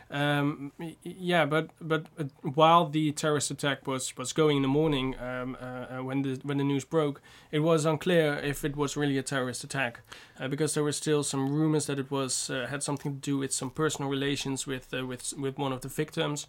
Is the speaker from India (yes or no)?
no; North Brabant, Netherlands; I'm from Brabant